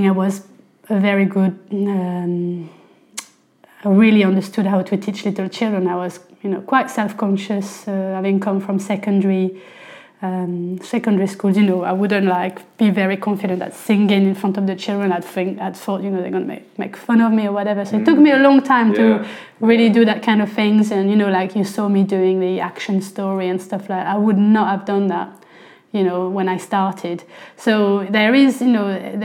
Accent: near Beauvais, Hauts-de-France, France; accent: French; first language French; English is a second language; moved away as an adult; also born or lived in London, England; now in England; I'm French, I'm from the north of France, near Paris. About an hour north of Paris, near Beauvais.

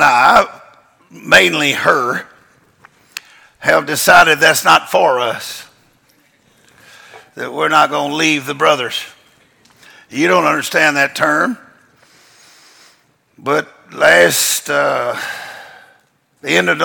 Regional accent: Louisiana, United States; moved away as an adult; now in Mexico; I was originally from Louisiana, but I got called out to do a job, and I'm still on that job

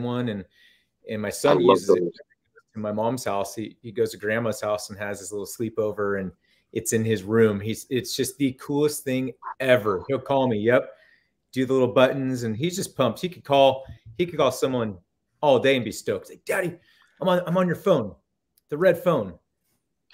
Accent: Northern California, United States; also born or lived in Monterey, California; I live up in Cottonwood, Northern California again, but I grew up in NorCal

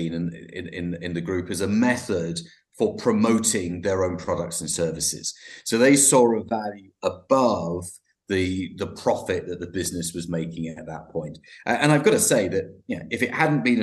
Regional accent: London, United Kingdom; I'm from London, and I'm joining you from West London

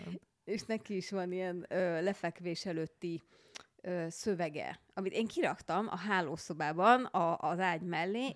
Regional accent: Budapest, Hungary; a Mirtus utcában, ahol felnőttem zuglóban

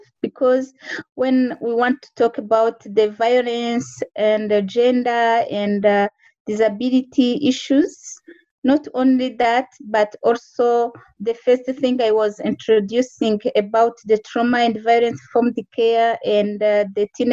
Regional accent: Rwanda; moved away as an adult; now in Canada; I'm from Rwanda

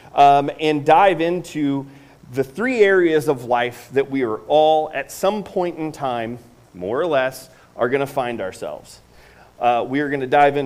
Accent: Northeast Indiana, United States; I grew up in Northeast Indiana. I'm from Northeast Indiana

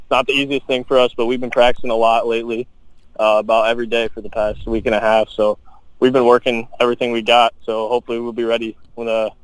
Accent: Bay City, Michigan, United States; We're from Bay City, Michigan, obviously, as you said.

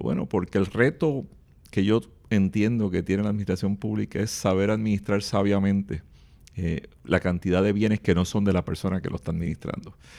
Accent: Puerto Rico; somos los mismos puertorriqueños y puertorriqueñas

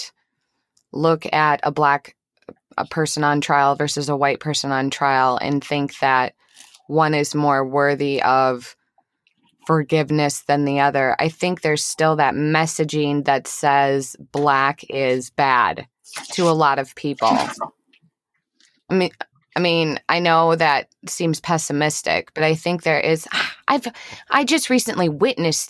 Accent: Eden Prairie, Minnesota, United States; I grew up in Eden Prairie, Minnesota

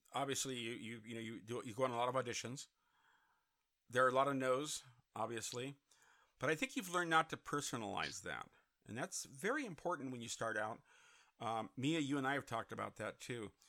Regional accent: Santa Clarita, California, United States; my hometown of Santa Clarita

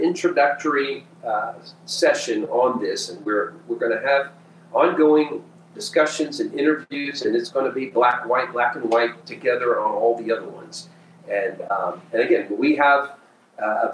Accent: Peru; moved away as an adult; now in United States; I was born and raised in Peru, South America, and lived there my first 18 years

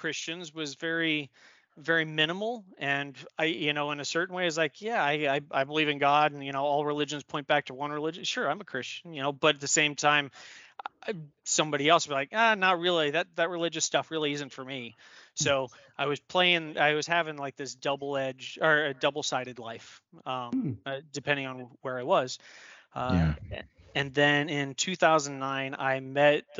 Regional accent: Denver, Colorado, United States; moved away; also born or lived in Maryland / upstate New York; I was born and raised in Denver, Colorado

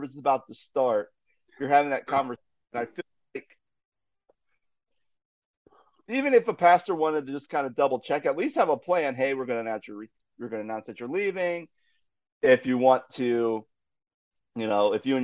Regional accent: Ohio, United States; moved away as an adult; back to my home state of Ohio

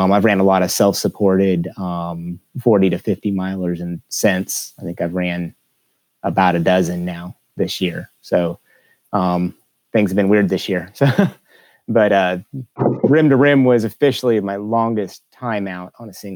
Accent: California, United States; moved away; I grew up in California on the edge of the Sierras

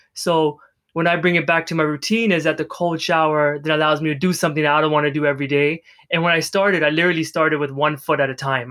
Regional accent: Canada; I'm from Canada

